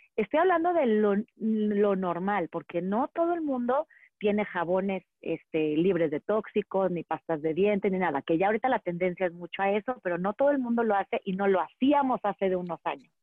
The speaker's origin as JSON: {"language": "Spanish", "town": "Monterrey", "region": "Nuevo León", "country": "Mexico", "tie": "born or raised there", "also_born_or_lived": "Valle de Bravo", "moved": "as an adult", "lives_now": "Metepec, Mexico", "said": "yo crecí en Monterrey"}